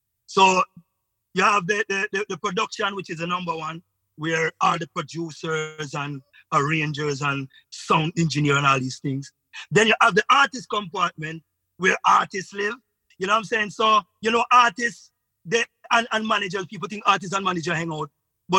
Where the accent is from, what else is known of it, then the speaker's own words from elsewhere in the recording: Jamaica; moved away; they invite me here because I'm the Jamaican that, you know, they kind of can rap with.